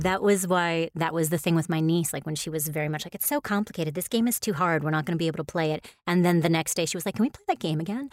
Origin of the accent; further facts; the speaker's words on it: New York, United States; since I'm from New York